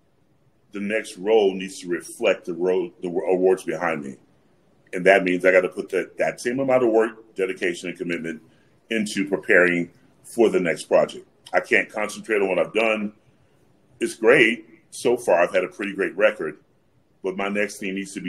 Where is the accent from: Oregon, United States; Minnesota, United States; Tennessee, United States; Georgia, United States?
Georgia, United States; Atlanta; I'm from Atlanta, Georgia.